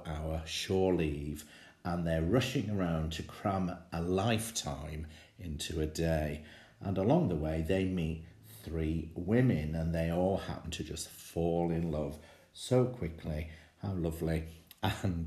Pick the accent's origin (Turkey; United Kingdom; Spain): United Kingdom; England; as an English tourist on Broadway